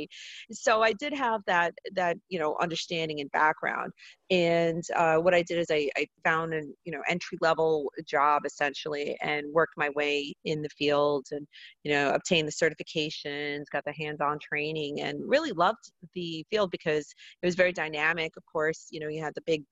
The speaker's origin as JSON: {"language": "English", "region": "New Jersey", "country": "United States", "tie": "born or raised there", "said": "I grew up in North Jersey, right outside New York City"}